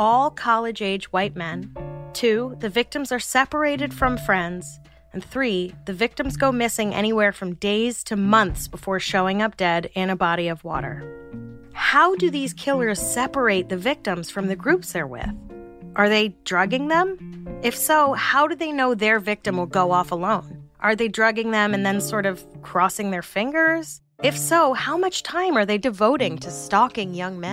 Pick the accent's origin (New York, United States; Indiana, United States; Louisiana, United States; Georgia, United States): New York, United States; New York City; I grew up in New York City in the 80s and 90s